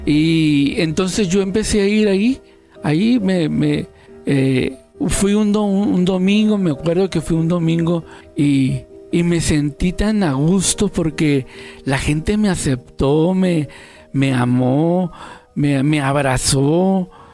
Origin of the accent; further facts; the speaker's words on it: Tijuana, Baja California, Mexico; Yo tengo 57 años y soy de Tijuana, Baja California.